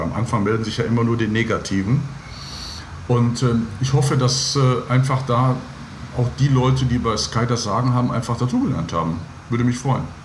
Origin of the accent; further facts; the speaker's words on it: Gladbeck, North Rhine-Westphalia, Germany; moved away as an adult; also born or lived in Gelsenkirchen / Lippstadt / Giessen; Ich bin ein Kind des Ruhrgebiets in Gelsenkirchen geboren, in Gladbeck in der Geiselgangsterstadt. In Anführungsstrichen bin ich aufgewachsen.